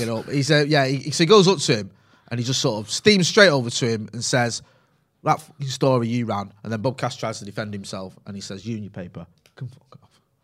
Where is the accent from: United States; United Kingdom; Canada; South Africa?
United Kingdom; Greater Manchester, North West England; accent: Mancunian; it's a little bit of a softer Mancunian accent. Mine's a little bit stronger now 'cause I grew up in Pine